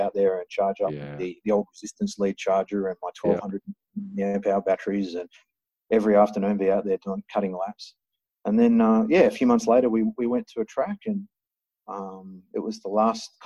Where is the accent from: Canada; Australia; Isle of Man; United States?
Australia; Perth, Western Australia; I was from Perth, from a motorsport family